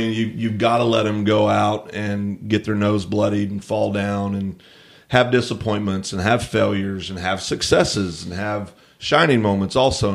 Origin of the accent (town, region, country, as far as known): United States